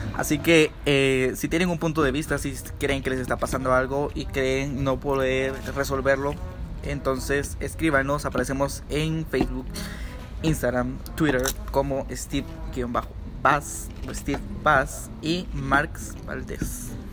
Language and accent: Spanish; Guatemala; como chapines